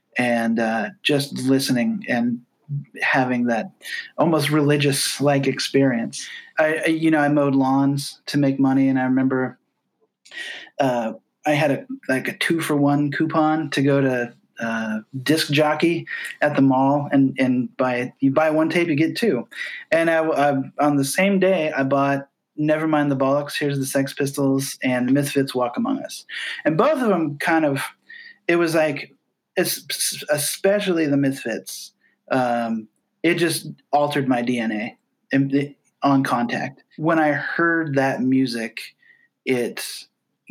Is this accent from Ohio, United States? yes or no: no; Glenwood, Iowa, United States; also born or lived in Hamburg, Iowa / Omaha, Nebraska; now in Atlanta, United States; I grew up in Southwest Iowa, in a town called Glenwood. I was born in an even smaller town called Hamburg, Iowa